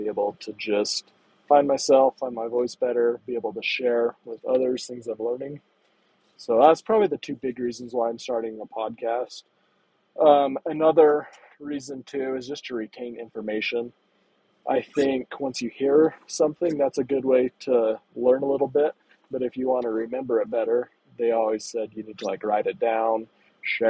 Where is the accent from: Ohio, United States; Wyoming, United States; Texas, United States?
Wyoming, United States; I grew up in Wyoming. I still live nearby in that area